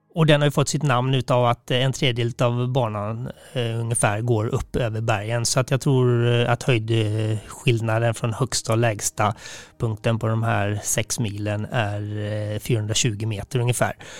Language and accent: Swedish; Sweden; här hemma i Sverige